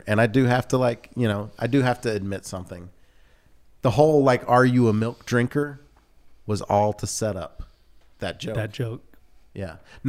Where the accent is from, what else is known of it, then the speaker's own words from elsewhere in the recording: the South, United States; I grew up in the South, and when we moved to, I don't remember if it was Georgia or in Louisiana, but there was a Mayfield Dairy Company.